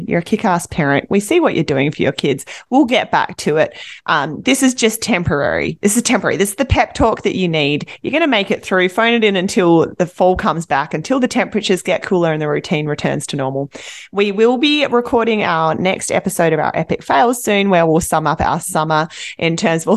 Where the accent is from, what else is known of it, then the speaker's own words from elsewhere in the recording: Australia; now in Vancouver, Canada; I'm Australian